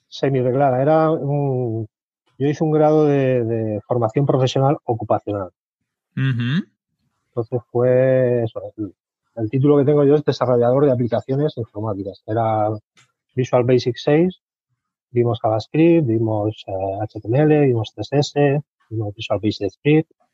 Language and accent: Spanish; Albacete, Castilla-La Mancha, Spain; now in Murcia, Spain; yo nací en Albacete, tengo 43 años, pero vivo ahora mismo en Murcia.